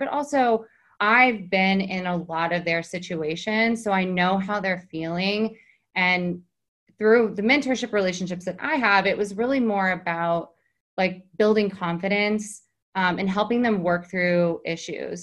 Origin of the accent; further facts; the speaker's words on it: Texas, United States; moved away as an adult; also born or lived in New York City; now in Hamptons, United States; I was in New York City for 14 years from Texas. I came up from Texas when I was 18